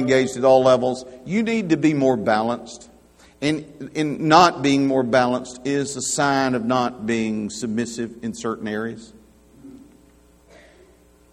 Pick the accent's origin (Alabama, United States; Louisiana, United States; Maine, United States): Alabama, United States; I'm from Alabama.